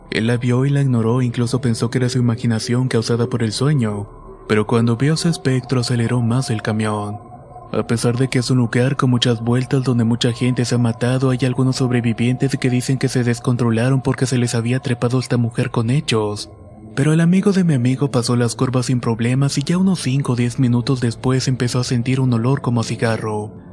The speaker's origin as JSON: {"language": "Spanish", "region": "State of Mexico", "country": "Mexico", "said": "Soy del Estado de México y trabajo como coordinador en una empresa transportista."}